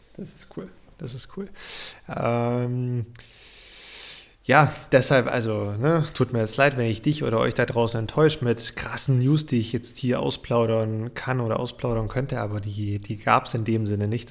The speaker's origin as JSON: {"language": "German", "country": "Germany", "said": "bei uns in Deutschland"}